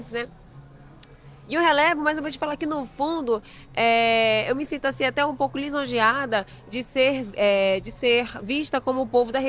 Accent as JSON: {"language": "Portuguese", "town": "Manaus", "region": "Amazonas", "country": "Brazil", "tie": "born or raised there", "said": "Eu sou de Manaus mesmo. A minha família é uma grande mistura, que eu digo assim, né? Eu nasci"}